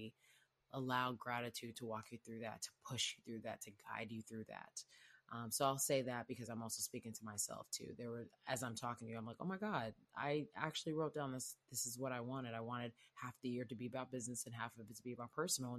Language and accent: English; Houston, Texas, United States; I'm from Houston